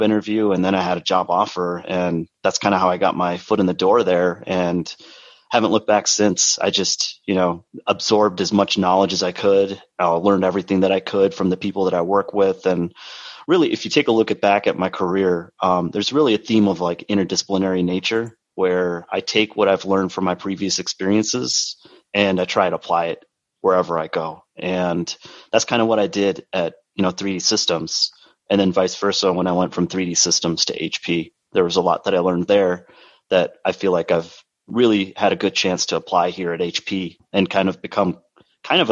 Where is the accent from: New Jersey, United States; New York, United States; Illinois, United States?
New York, United States; Rochester; I'm from Rochester, New York, which is about an hour east of Buffalo. We're both kind of cut from the same cloth there in terms of where we grew up. So I was born and raised there